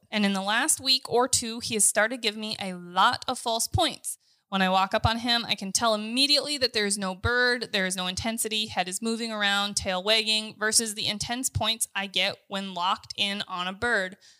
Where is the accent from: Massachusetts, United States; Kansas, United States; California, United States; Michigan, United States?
Kansas, United States; We're from Kansas